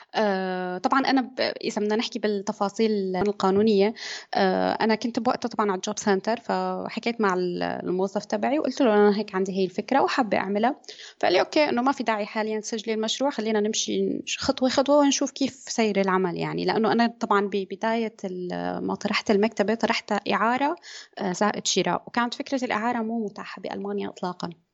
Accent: Syria; moved away as an adult; now in Germany; أنا من سوريا آه، عمري 30 سنة آه، درست بسوريا هندسة مدنية

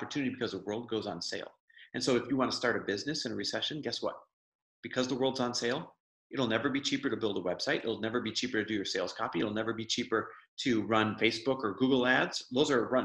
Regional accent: Midwest, United States; I grew up in the Midwest

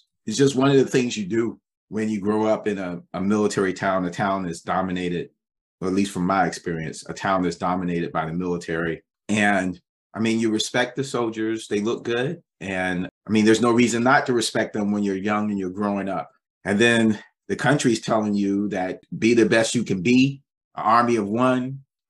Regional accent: Fayetteville, North Carolina, United States; now in Seattle, United States; I grew up in Fayetteville, North Carolina, where Fort Bragg is located.

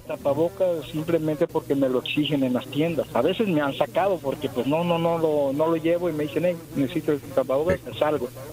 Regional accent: Coyuca de Benítez, Guerrero, Mexico; Yo soy de Coyuca de Benítez Guerrero

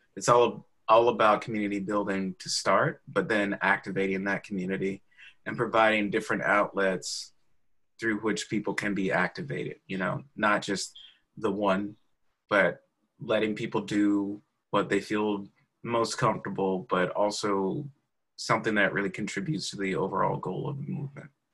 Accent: Opelika, Alabama, United States; now in Culver City, United States; I'm from the South, so you know, I was born in Opelika, Alabama

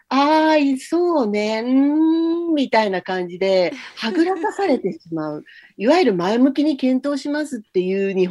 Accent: United States; Japanese is a second language; now in Japan; これはアメリカではちょっと考えられないことで、特にまあ自分があの、自分の出身地なんかだと、結構、あの、治安が悪かったりするので

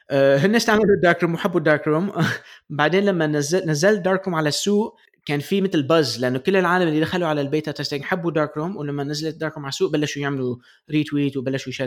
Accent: Palestine; انا انا فلسطيني

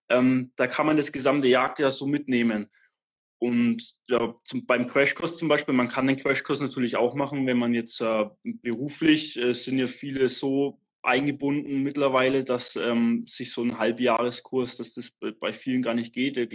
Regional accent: Bavaria, Germany; ich komme aus Franken, ähm, eigentlich direkt nördlich von Nürnberg.

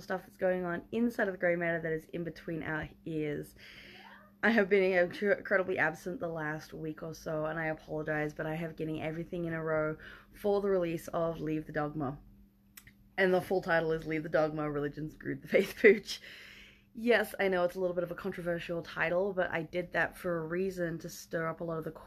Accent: Australia; I'm an Aussie

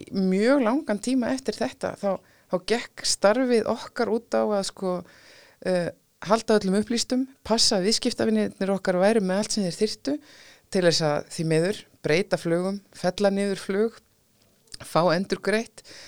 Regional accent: Iceland; við erum Íslendingar

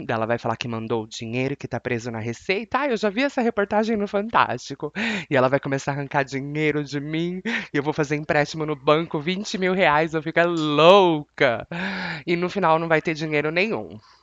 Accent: Brazil; Je suis brésilienne, sou brasileira e eu não tô no United States

